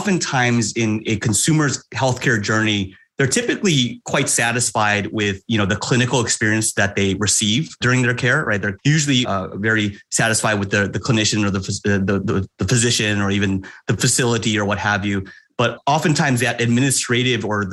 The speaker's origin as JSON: {"language": "English", "town": "Chicago", "region": "Illinois", "country": "United States", "tie": "born or raised there", "also_born_or_lived": "Canada / Denver, Colorado", "moved": "as an adult", "lives_now": "Atlanta, United States", "said": "I was born in Canada, but raised in Chicago for most of my formative years"}